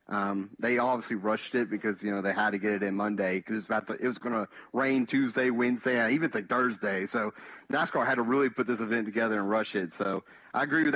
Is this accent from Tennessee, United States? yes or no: yes; Bristol, Tennessee, United States; that's my hometown track, so I'm a big Bristol guy